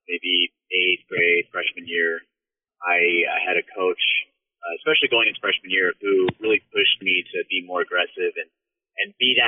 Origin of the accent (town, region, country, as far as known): Texas, United States; born or raised there; also born or lived in California